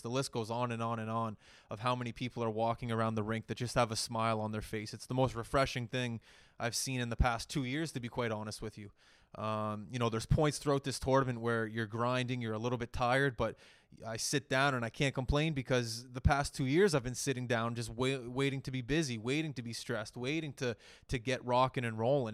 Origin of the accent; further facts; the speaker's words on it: Halifax, Nova Scotia, Canada; I'm from Halifax.